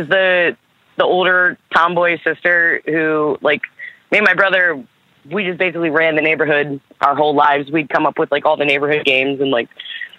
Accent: Camden, New Jersey, United States; born there; So I was born in Camden, New Jersey. I'm adopted, and my birth parents were from that area, like the Philly area.

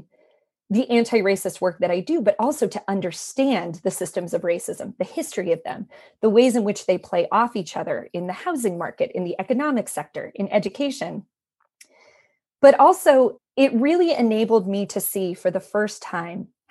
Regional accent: Maine, United States; I grew up in Maine, which is, you know, one of the whitest states in the union.

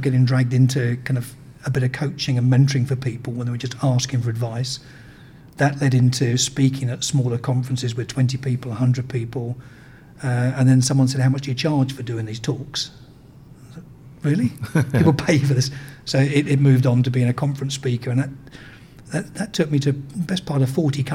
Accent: United Kingdom; also born or lived in United States; while I was running the company in America as a Brit

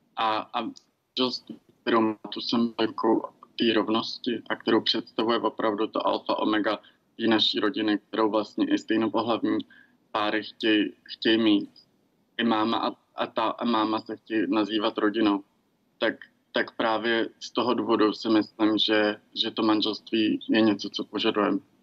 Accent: Czechia; těžkým dětstvím v Česku

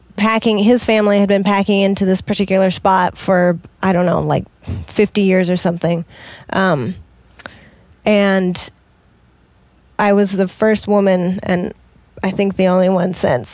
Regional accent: Washington, United States; Nope, I'm from Washington over in that area.

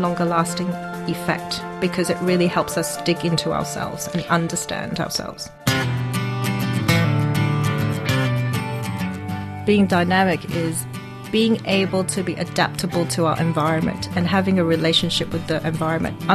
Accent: Hong Kong; I'm from Hong Kong, and I'm a social entrepreneur

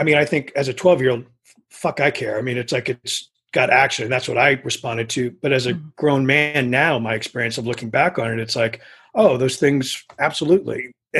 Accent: San Antonio, Texas, United States; I didn't grow up in the valley, but I grew up in San Antonio.

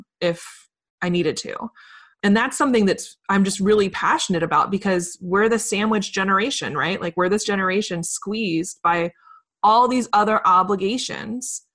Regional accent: Richmond, Virginia, United States; There's a lot of amazing companies here in my hometown, Richmond, Virginia

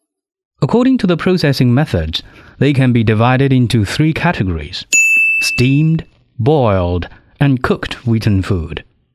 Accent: South China, China; moved away as an adult; now in Beijing, China; to the southern people, like me, it'll be very difficult to swallow. I grew up in South China and is now working in Beijing, the capital city located in the north of the country. I still remember 20 years ago when I first came to Beijing

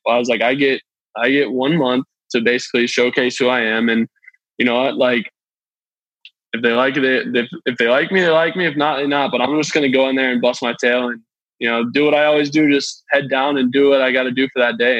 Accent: Flowery Branch, Georgia, United States; I grew up in Atlanta

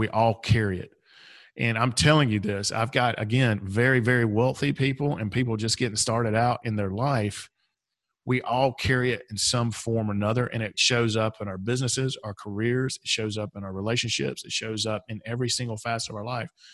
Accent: Atlanta, Georgia, United States; I am from Atlanta.

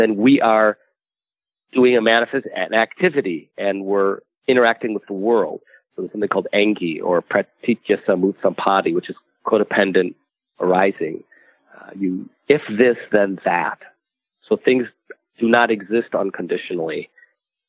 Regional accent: United States; I'm an American too, which means I'm I grew up within the context of the American dream

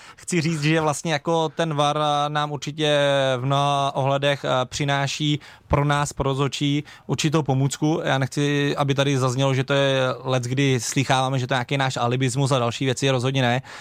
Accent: Plzeň Region, Czechia; u nás na Plzni na jihu, eh, kde jsem začínal

